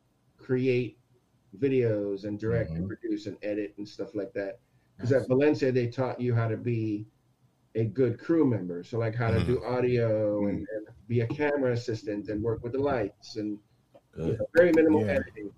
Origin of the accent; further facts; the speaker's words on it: Aruba; moved away as an adult; also born or lived in Texas; now in United States; I'm born in Texas, raised in Aruba.